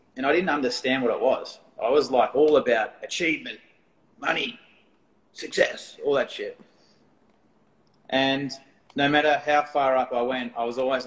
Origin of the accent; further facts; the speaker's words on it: Australia; accent: Australian; my Australian accent